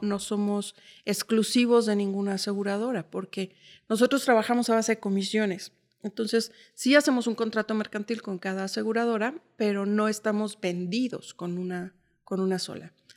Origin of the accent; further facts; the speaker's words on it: Mexico City, Mexico; moved away as an adult; now in Uruapan, Mexico; yo nací en la Ciudad de México, viví 20 años, 29 años en la Ciudad de México